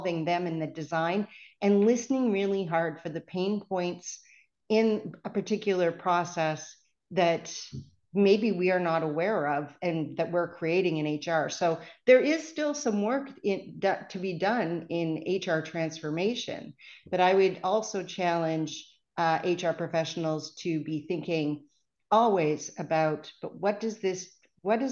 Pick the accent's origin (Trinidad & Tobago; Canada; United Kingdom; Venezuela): Canada; accent: Canadian; you can tell I'm Canadian because I say process.